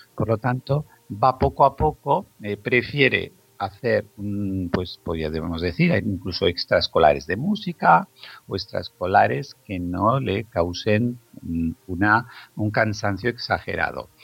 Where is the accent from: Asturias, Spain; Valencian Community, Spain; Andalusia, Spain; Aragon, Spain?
Aragon, Spain; Zaragoza; en la ciudad donde yo nací, en Zaragoza